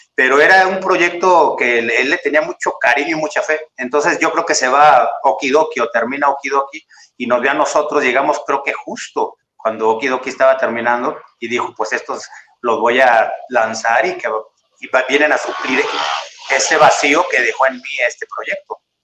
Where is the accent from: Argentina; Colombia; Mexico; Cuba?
Mexico; Ciudad Victoria, Tamaulipas; moved away as an adult; now in Mexico City, Mexico; como soy de Ciudad Victoria